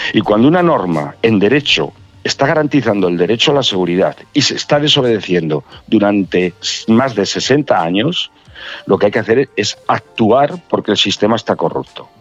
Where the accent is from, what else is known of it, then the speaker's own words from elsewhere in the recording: Fariza, Castile and León, Spain; en Fariza de Sayago, es mi pueblo